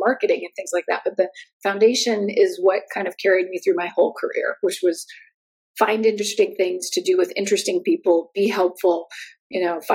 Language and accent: English; United States; moved away as an adult; also born or lived in Santa Barbara, California; now in Germany; I'm American, and I now live in Germany.